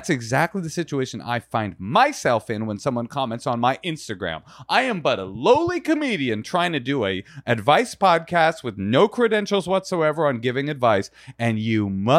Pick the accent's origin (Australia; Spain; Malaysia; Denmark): Spain; Balearic Islands; No. Soy de España. Mallorca, actually.